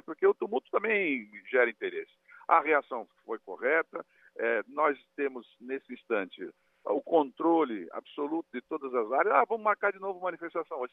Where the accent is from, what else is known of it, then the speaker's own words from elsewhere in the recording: São Vicente, São Paulo, Brazil; Eu venho de São Vicente, a cidade que criou o primeiro porto do, do, da história do país, né? o, o Porto das Naus, e, e, estou ao lado, né? vivi ao lado de Santos